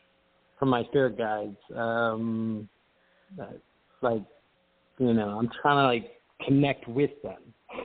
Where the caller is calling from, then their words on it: Tampa, Florida, United States; I'm calling from Tampa.